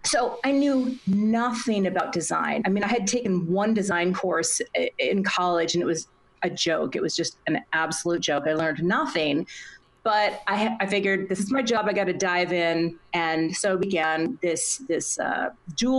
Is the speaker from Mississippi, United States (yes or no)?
no; Minnesota, United States; in Minnesota and right next to my hometown.